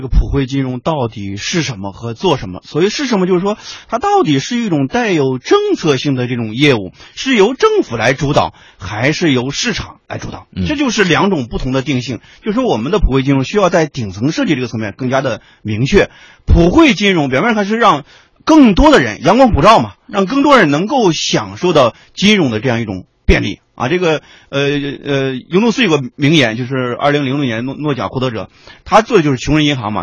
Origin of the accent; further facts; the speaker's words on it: Shanxi, China; moved away; 我老家那个群体，山西老家那个群体